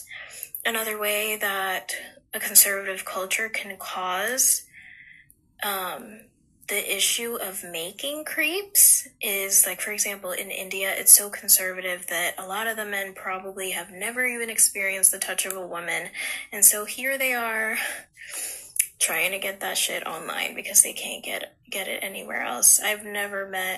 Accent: Philippines; as a Filipino and getting torn down by my own Filipino people

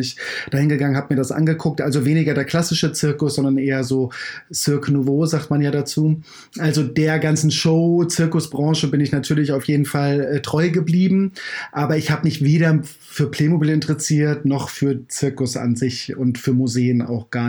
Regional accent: Kiel, Schleswig-Holstein, Germany; Ich komme komm ja aus Kiel. Ähm, äh, in der Harmsstraße bin ich groß geworden.

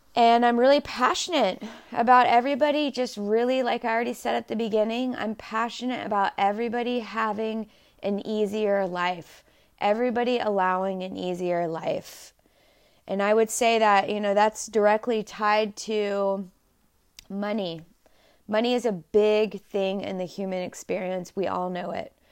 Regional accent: Dallas, Texas, United States; I was born and raised in Dallas, Texas

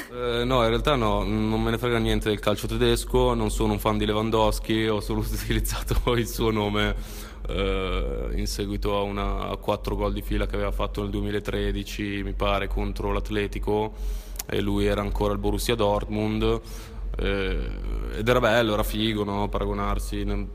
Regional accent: Milan, Lombardy, Italy; vengo da Milano

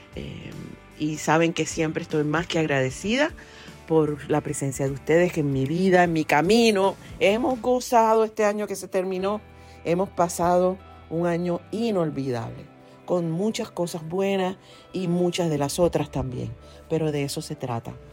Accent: Ponce, Puerto Rico; also born or lived in Mayagüez; nací en Ponce

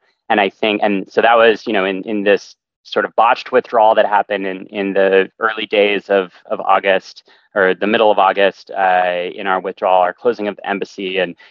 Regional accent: California, United States; growing up in California and coming to school at UCLA

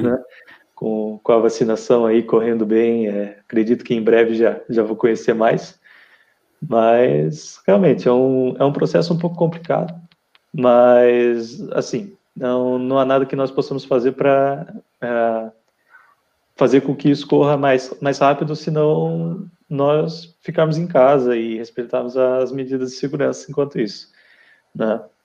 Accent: Curitiba, Paraná, Brazil; moved away as an adult; now in Portugal; Eu sou de Curitiba, Paraná

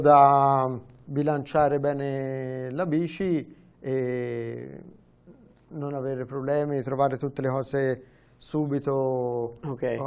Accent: Vitereta, Tuscany, Italy; accent: Tuscan; also born or lived in Florence; sono nato a Firenze, però sono diventato aretino perché ci sono tornato.

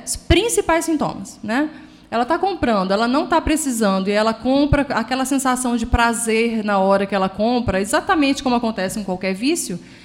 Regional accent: Recife, Pernambuco, Brazil; moved away as an adult; now in Pedralva, Brazil; eu sou de Recife, porque minha família, a minha mãe era de lá e meu pai era daqui, de Petralva. Então eu me formei lá

